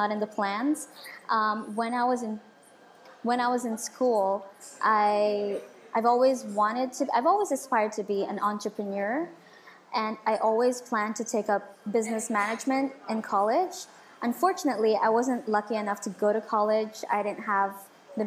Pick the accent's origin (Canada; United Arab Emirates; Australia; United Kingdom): United Arab Emirates; Dubai; also born or lived in Philippines; I moved here when I was 1 year old. So I was raised here all my life.